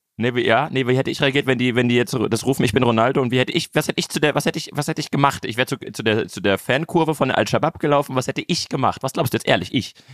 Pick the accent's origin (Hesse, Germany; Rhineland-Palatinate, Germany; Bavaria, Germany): Hesse, Germany; Frankfurt; ich bin ja Frankfurter